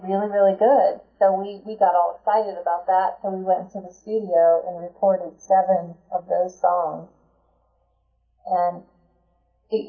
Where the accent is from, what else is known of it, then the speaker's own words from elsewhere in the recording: Philadelphia, Pennsylvania, United States; I grew up in the Philadelphia area